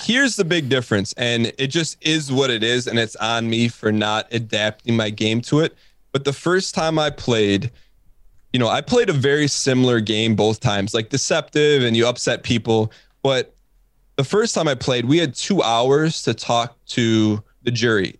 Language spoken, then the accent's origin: English; Michigan, United States; I'm from Michigan